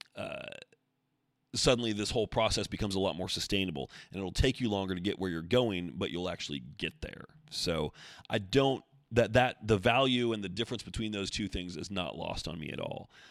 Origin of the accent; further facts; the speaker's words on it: Oregon, United States; I grew up in Oregon also.